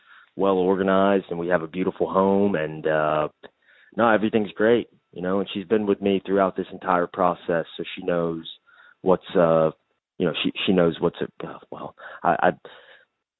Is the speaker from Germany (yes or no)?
no; Shreveport, Louisiana, United States; moved away as an adult; also born or lived in Lafayette, Louisiana; now in Florida, United States; I grew up in Shreveport, Louisiana. So that's North Louisiana.